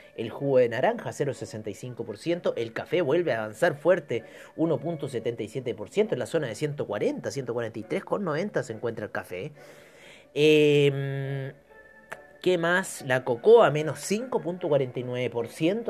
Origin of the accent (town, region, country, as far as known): Chile